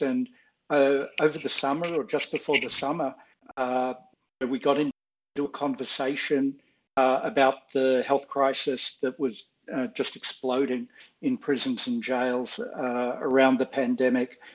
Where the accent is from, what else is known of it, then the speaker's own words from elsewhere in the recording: Australia; moved away as an adult; now in United States; living as an Australian in the United States uh, in graduate school